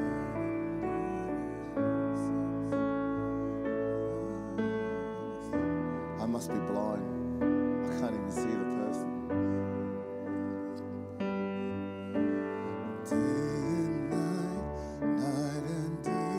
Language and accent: English; Auckland, New Zealand; I'm from Otara, South Auckland.